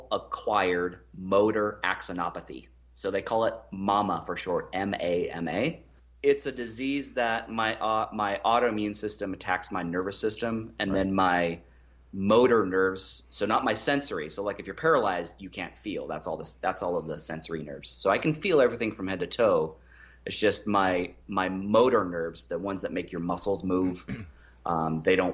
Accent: United States; us Americans

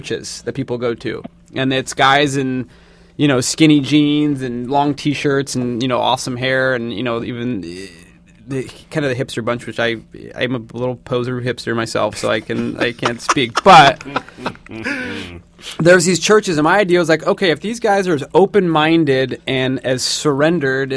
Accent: Seattle, Washington, United States; now in Los Angeles, United States; I'm from Seattle and live

